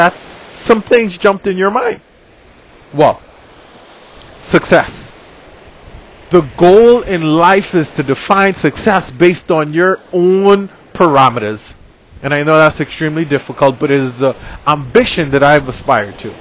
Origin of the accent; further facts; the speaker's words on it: Bahamas; I'm from the Bahamas.